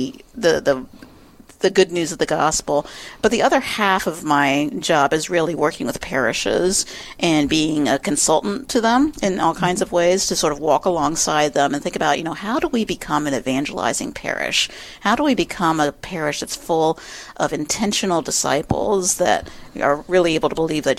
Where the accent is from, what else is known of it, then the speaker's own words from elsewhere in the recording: the South, United States; now in Upper Midwest, United States; as a Southerner